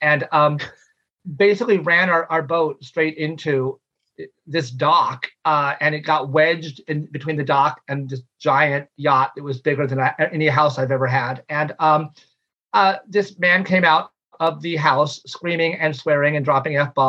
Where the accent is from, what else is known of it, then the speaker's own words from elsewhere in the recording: Orange County, California, United States; I grew up in Orange County.